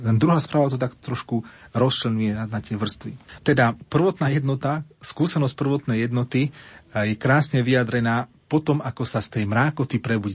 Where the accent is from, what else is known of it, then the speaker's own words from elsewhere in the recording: Slovakia; som Slovák